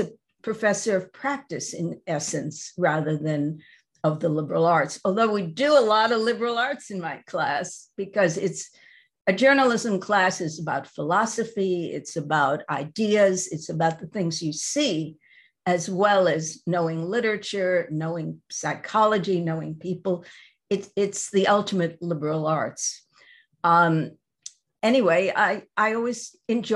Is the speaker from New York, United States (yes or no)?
yes; New York, United States; I grew up in New York